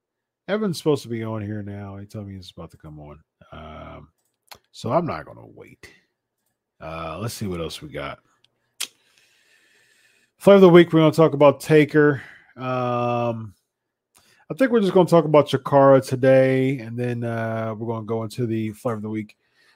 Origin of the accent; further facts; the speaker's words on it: North Dakota, United States; Brock wrestled at Bismarck State College way back in the day in my home state of North Dakota.